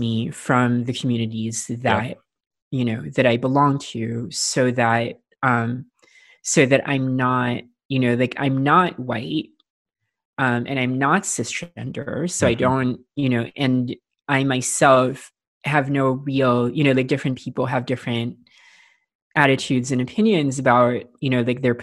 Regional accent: Philippines; I grew up in the Philippines, and I grew up in a fairly rural part of the Philippines

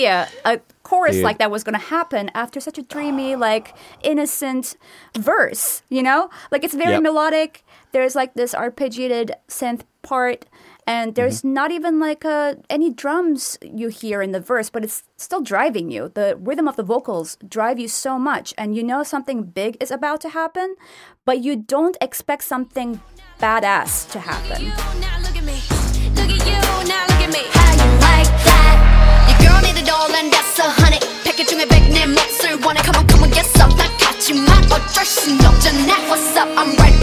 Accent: Turkey; moved away; I'm from Turkey

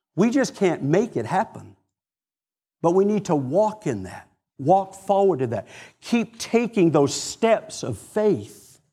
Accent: Maine, United States; moved away; also born or lived in Atlanta / Florida; I'm from Maine

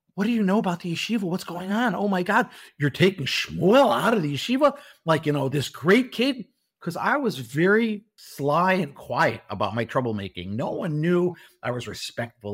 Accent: Chicago, Illinois, United States; moved away as an adult; also born or lived in Milwaukee; now in Beit Shemesh, Israel; I was born in Chicago, um, and I grew up in Chicago

